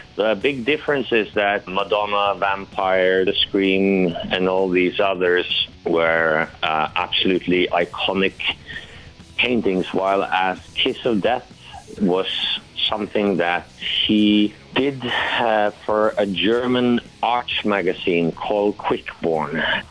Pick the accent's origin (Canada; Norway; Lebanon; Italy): Norway; in Norway, of course, it's the same yet in a different way. We have um, a strong cultural heritage, dramatic nature, dramatic weather